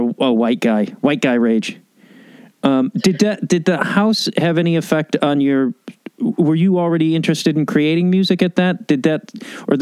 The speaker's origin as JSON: {"language": "English", "town": "Chicago", "region": "Illinois", "country": "United States", "said": "I'm from Chicago"}